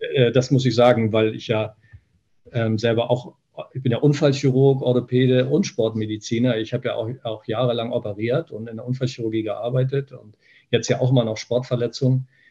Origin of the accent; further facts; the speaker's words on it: Niebüll, Schleswig-Holstein, Germany; now in Hanover, Germany; Ich komme aus Nordfriesland, ähm, aus Nibel. Das ist, also nördlicher geht es kaum.